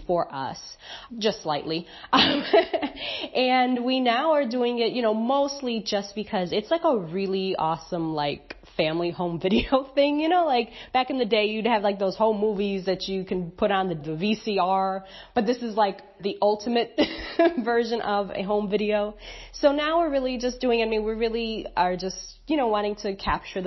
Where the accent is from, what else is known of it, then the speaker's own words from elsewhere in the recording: Chicago, Illinois, United States; moved away as an adult; also born or lived in Mazatlan, Mexico; now in Antigua, Antigua and Barbuda; We're originally from Chicago, and we've been abroad for about 4.5 years now.